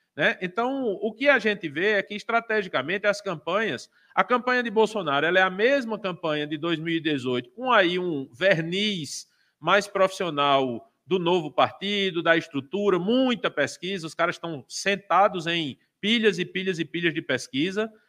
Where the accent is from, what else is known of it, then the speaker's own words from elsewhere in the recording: Brazil; como pessoa, como eleitor, como brasileiro